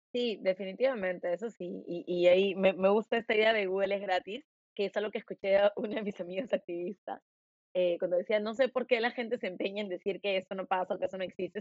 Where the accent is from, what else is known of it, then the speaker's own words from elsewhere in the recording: Lima, Peru; accent: limeño; tengo mi acento bien limeño